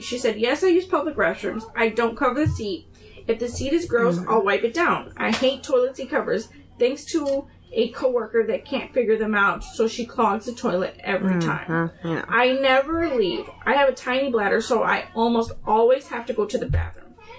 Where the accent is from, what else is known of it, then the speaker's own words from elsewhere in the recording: California, United States; now in Tennessee, United States; They were everywhere where I grew up in California. When we moved to Tennessee, there weren't any.